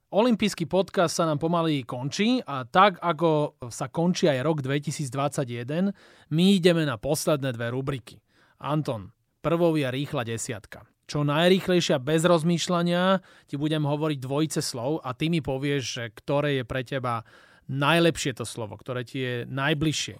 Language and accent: Slovak; Slovakia; U nás doma na Slovensku